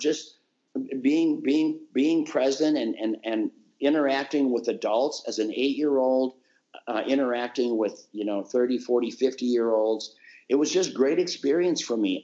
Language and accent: English; Minnesota, United States; born or raised there